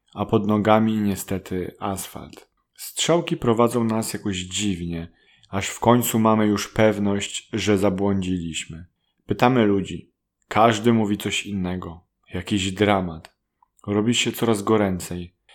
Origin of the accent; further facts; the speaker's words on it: Poland; first language Polish; Z Polski